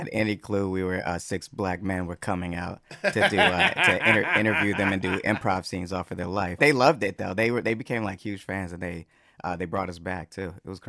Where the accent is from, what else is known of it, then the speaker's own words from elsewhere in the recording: Roswell, Georgia, United States; also born or lived in Stone Mountain, Georgia; I'm from the north side, so I grew up in Roswell, and then I also lived in Stone Mountain for a little bit of time.